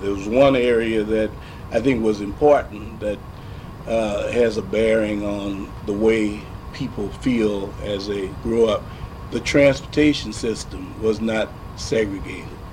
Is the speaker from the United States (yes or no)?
yes; St. Louis, Missouri, United States; growing up in St. Louis as a black youngster